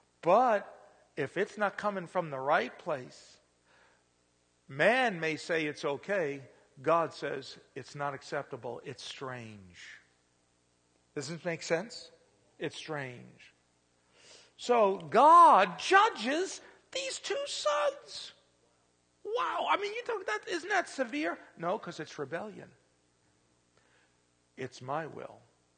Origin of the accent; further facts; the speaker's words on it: Pennsylvania, United States; now in Indiana, United States; I'm really a stranger. I'm not from Indiana because I come from Pennsylvania.